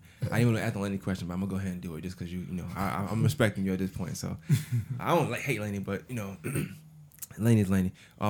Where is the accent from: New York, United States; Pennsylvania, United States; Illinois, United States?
New York, United States; moved away; I'm really from New York, so like up there, it's a big reggae era.